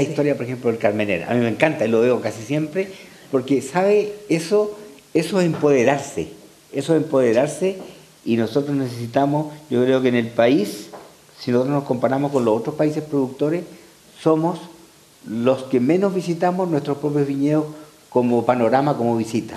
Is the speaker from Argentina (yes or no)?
no; Chile; nosotros en Chile